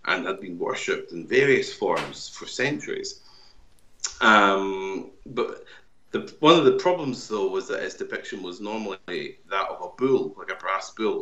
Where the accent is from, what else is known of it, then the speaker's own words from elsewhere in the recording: Kirkcaldy, Scotland, United Kingdom; my hometown of Kirkcaldy in Fife